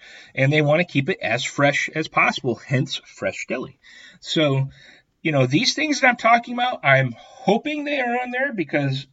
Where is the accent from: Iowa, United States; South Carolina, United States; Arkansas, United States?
Iowa, United States; I grew up in Iowa.